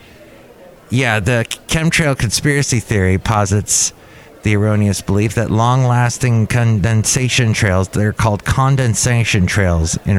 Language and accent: English; Los Angeles, California, United States; I grew up in California